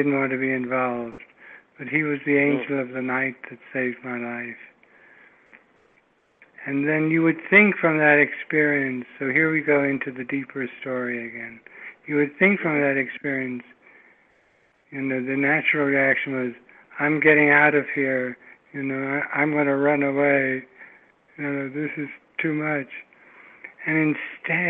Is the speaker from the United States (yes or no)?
no; England, United Kingdom; moved away; I'm English